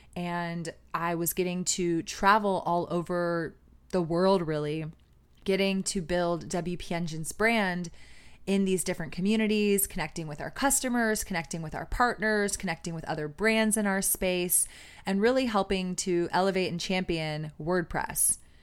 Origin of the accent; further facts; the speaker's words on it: Austin, Texas, United States; growing up in Austin